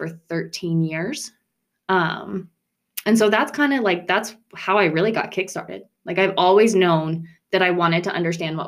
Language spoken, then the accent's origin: English; rural Nebraska, United States; podunk rural Nebraska